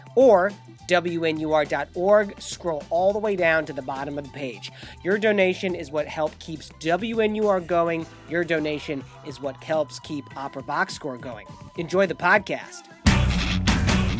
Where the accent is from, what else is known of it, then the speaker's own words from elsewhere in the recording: Michigan, United States; now in Chicago, United States; Growing up in Michigan